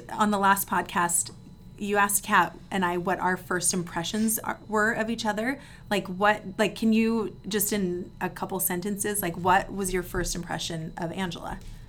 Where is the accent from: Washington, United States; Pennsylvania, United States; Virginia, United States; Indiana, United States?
Virginia, United States; moved away; it is pretty weird, though, that we're both from the East Coast. Yeah. Virginia, even.